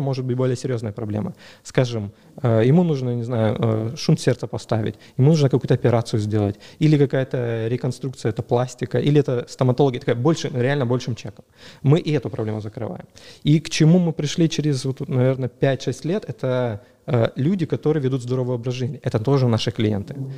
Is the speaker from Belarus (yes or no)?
no; Dzhankoi, Crimea, Ukraine; moved away; also born or lived in Sevastopol; я сам из Джанкоя